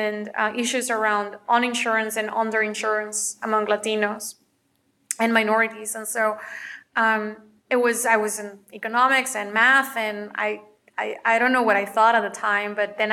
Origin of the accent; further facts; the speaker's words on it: McAllen, Texas, United States; moved away as an adult; also born or lived in North Carolina; now in Chicago, United States; I was born in McAllen, Texas